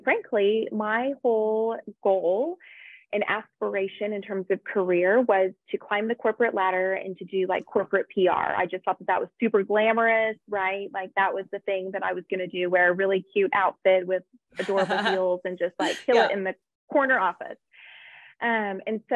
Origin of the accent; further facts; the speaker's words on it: southern Idaho, United States; moved away as an adult; also born or lived in Florida / Oklahoma; I actually grew up in a small town in southern Idaho. I was born in Florida, but then my family moved to Idaho when I was a young girl.